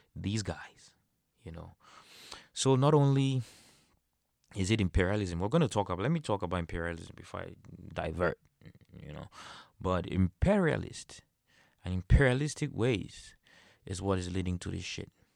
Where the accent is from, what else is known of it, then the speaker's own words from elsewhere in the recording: Cameroon; In Cameroon, I'm from Cameroon.